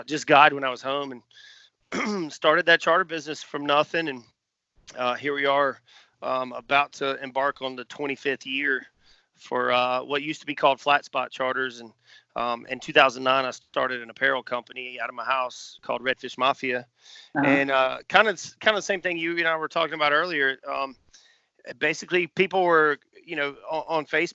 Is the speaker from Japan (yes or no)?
no; Pawleys Island, South Carolina, United States; moved away as an adult; also born or lived in Charleston, South Carolina; growing up in Pauly's